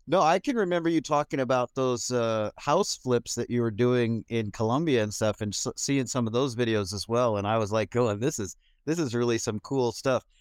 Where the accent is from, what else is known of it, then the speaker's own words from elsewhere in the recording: California, United States; moved away as an adult; now in Denmark; I'm born and raised in California, and then I've moved, uh, twenty years ago, I moved to Denmark